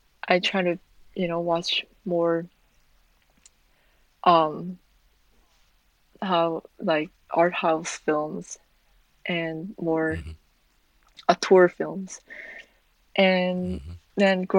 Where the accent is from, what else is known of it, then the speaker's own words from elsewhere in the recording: South Korea; moved away as an adult; also born or lived in Milwaukee, Wisconsin; I'm born and raised in Korea